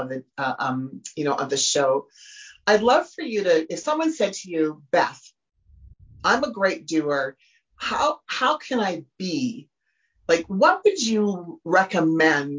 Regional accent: Humboldt, Saskatchewan, Canada; I grew up in Humboldt, Saskatchewan, in Canada

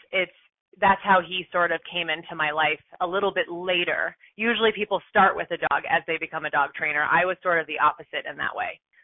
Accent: East Coast, United States; moved away; also born or lived in San Francisco / Boulder, Colorado; I'm from the East Coast

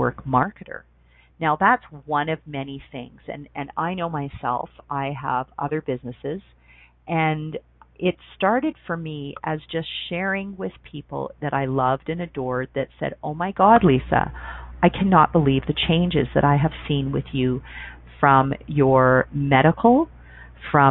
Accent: Canada; being a Canadian

